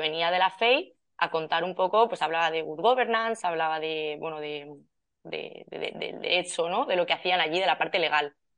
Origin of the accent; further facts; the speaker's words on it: Valencia, Valencian Community, Spain; yo soy de Valencia